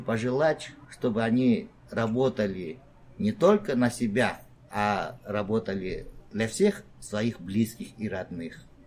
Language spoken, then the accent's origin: Russian; Tashkent, Uzbekistan; moved away as an adult; now in South Korea; я из Ташкента, приехал в Корею